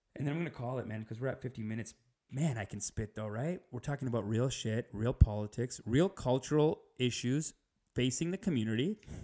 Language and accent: English; Canada; we're Canadian